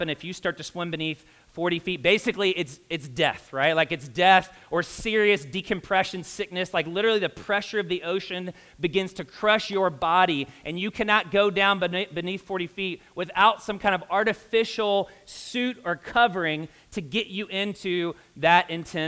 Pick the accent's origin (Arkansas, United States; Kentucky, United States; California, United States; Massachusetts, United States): Kentucky, United States; now in Indianapolis, United States; I'm a redneck from Kentucky